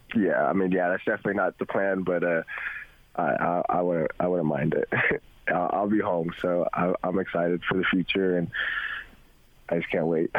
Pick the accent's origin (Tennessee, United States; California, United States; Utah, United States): Utah, United States; Provo; moved away as an adult; also born or lived in Las Vegas, Nevada / Seattle, Washington; growing up in Provo